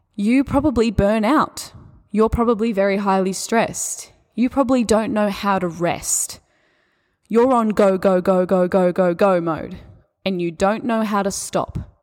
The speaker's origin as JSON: {"language": "English", "country": "Australia", "accent": "Australian", "said": "my Australian accent"}